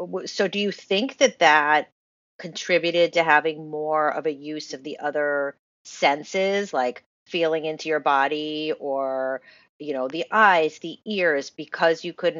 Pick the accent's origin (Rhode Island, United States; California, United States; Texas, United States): Rhode Island, United States; now in Los Angeles, United States; my home state of Rhode Island